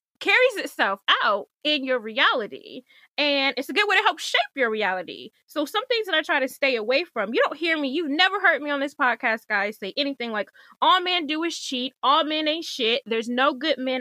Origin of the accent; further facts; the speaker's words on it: Michigan, United States; also born or lived in DMV (Washington metropolitan area); now in DMV, United States; I'm from Michigan